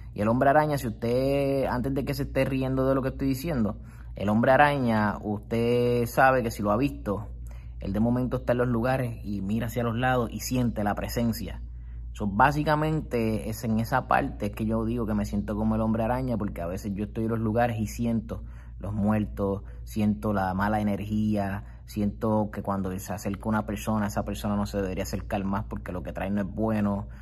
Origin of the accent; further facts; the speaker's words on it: Puerto Rico; comienzo a trabajar en la, la, rama del gobierno del Estado Libre Asociado de Puerto Rico